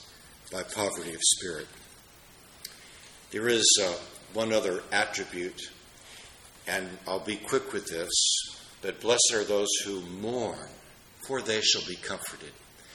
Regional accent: Washington, District of Columbia, United States; moved away; being in my hometown in Washington, D.C.

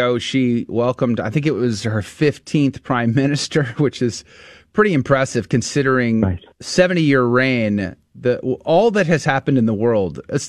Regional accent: United States; as an American

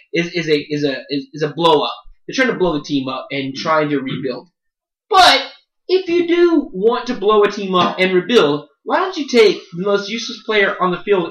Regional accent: Dallas, Texas, United States; we are all from Dallas. Every single one of us is from the Dallas area

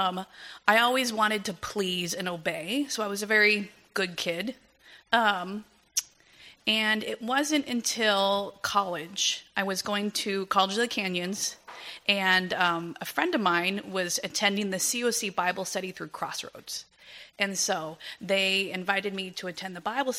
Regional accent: Agua Dulce, California, United States; moved away as an adult; also born or lived in Torrance, California; now in Philippines; I was born Southern California, Torrance. I grew up in Agua Dulce, a little bit north of Santa Clarita

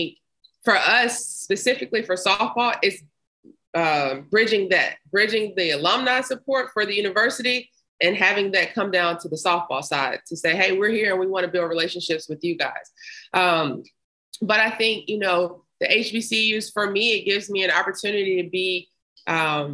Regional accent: Memphis, Tennessee, United States; I grew up in Memphis

